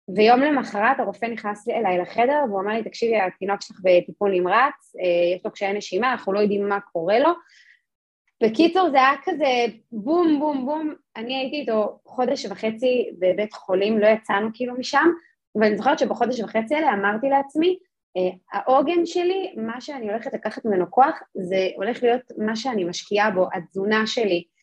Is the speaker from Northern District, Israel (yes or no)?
no; Jerusalem, Jerusalem District, Israel; אני גדלתי בירושלים